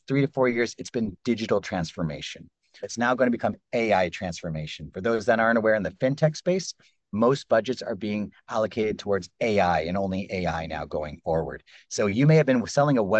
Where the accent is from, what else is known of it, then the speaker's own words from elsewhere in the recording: Canada; I grew up in Canada